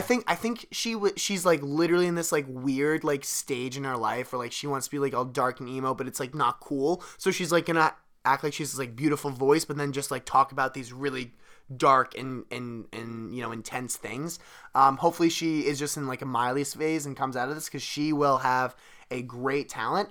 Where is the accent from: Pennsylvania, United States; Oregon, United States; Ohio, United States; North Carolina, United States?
Pennsylvania, United States; Delaware County; we're both from Delaware County, Pennsylvania, Delco